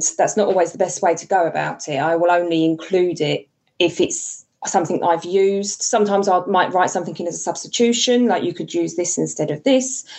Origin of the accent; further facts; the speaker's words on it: United Kingdom; we are British